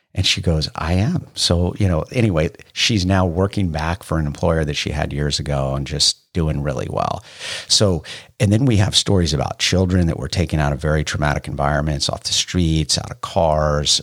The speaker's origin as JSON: {"language": "English", "area": "Bay Area", "region": "California", "country": "United States", "tie": "born or raised there", "moved": "as an adult", "said": "I grew up in the Bay Area"}